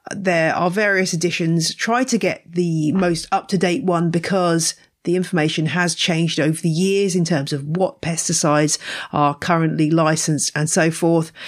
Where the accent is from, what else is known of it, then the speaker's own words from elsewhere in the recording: England, United Kingdom; also born or lived in Louisiana; as an English person arriving